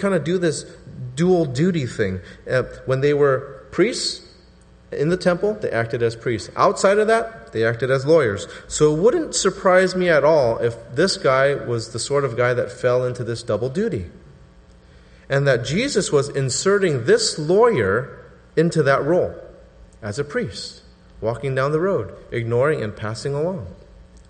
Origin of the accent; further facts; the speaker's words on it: Southern California, United States; I'm from Southern California because I put the before 80